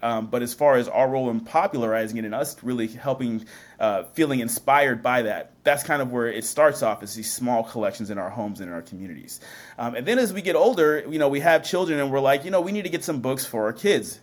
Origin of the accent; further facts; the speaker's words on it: Washington, United States; also born or lived in Seattle, Washington / Puyallup, Washington / Tacoma, Washington; I grew up in Washington State